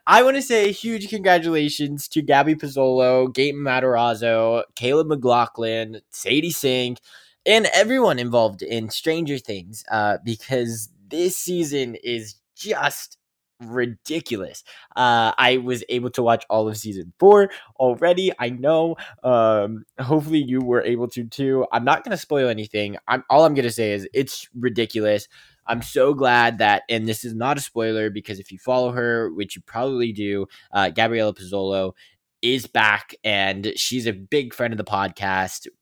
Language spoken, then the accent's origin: English; West Virginia, United States; came from West Virginia